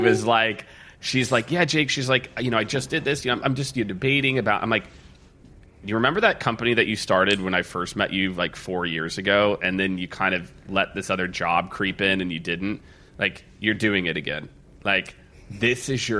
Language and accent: English; Midwest, United States; moved away as an adult; also born or lived in New York City; now in Austin, United States; I grew up in the Midwest